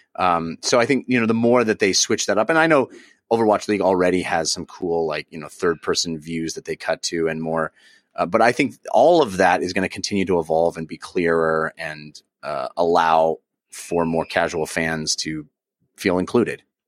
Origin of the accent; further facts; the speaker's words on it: Bay Area, California, United States; I grew up in the Bay Area